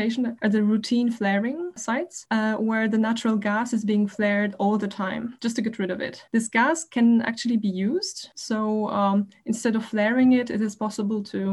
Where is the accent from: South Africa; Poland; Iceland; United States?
Poland; Warsaw, Masovian Voivodeship; moved away as an adult; now in Berlin, Germany; I come from Warsaw, Poland, where I was born and studied